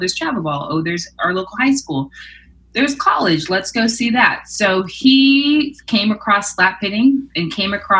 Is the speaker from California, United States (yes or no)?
yes; Irvine, California, United States; I grew up in Irvine in SoCal, California